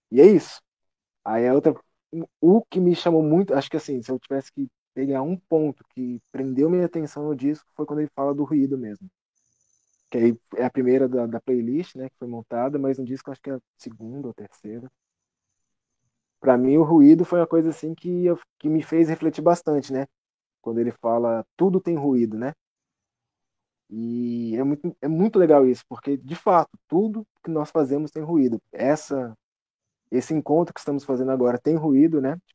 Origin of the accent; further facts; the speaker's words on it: São Paulo, Brazil; moved away; also born or lived in Brasília; eu também sou de São Paulo.